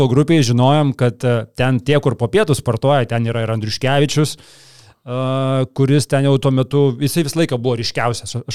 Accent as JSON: {"language": "Lithuanian", "town": "Kaunas", "region": "Kaunas County", "country": "Lithuania", "said": "aš iš visų šilainių"}